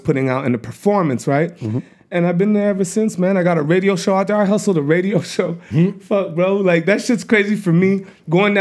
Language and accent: English; Montreal, Quebec, Canada; moved away as an adult; also born or lived in LaSalle / West Island / Toronto / Asia; I'm originally from Montreal.